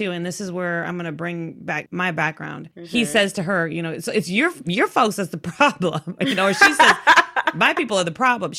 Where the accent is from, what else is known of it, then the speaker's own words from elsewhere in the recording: Texas, United States; I'm from Texas and I'm from the South.